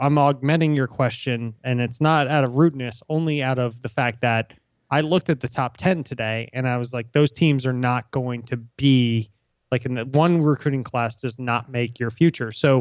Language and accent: English; Virginia, United States; I'm from Virginia.